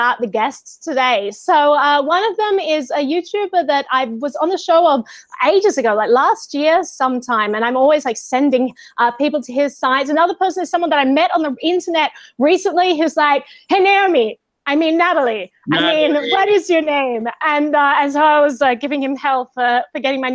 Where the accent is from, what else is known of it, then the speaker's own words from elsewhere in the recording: Australia; now in New York, United States; I'm Australian